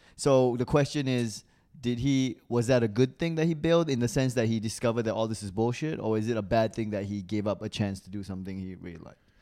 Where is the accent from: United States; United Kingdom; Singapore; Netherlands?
Singapore; accent: international school accent; moved away as an adult; also born or lived in Malaysia / Australia; I was, like, born in Malaysia, but I'm ethnically Chinese. And I grew up in Singapore.